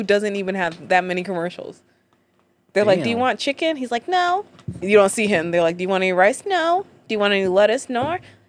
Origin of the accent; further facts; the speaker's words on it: Brooklyn Park, Minnesota, United States; I'm from St. Paul. Not St. Paul, Minneapolis, a suburb, Brooklyn Park.